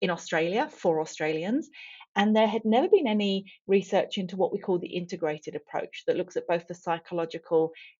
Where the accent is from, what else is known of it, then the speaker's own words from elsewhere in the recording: England, United Kingdom; moved away; I grew up in England, as you can probably tell from the accent.